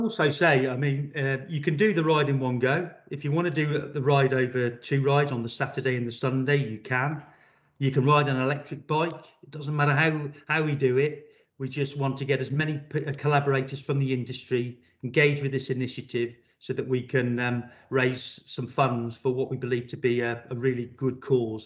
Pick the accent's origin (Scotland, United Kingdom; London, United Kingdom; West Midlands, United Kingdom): West Midlands, United Kingdom; Shrewsbury; took up a YTS panel beating apprenticeship with a local Vauxhall dealer in my hometown of Shrewsbury